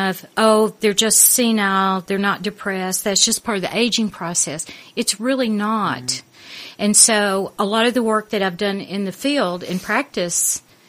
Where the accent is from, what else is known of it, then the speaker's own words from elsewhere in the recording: Arkansas, United States; moved away as an adult; also born or lived in London; now in United Kingdom; I'm from the South, in the United States. Yeah. I'm from Arkansas.